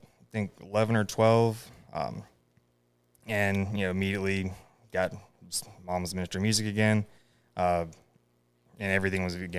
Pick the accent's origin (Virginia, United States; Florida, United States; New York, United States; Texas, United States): Florida, United States; Cottondale; born there; I was born in Northwest Florida, in a little town called Cottondale. It's about an hour north of Panama City, about 30 minutes south of Alabama. So in that weird part of the Panhandle, I call it real Florida.